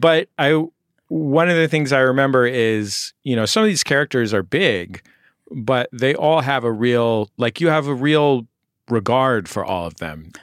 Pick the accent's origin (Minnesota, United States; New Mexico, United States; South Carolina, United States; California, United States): California, United States; growing up in California, uh, to be Latino meant, uh, you know, for people in my neighborhood, it meant to be Mexican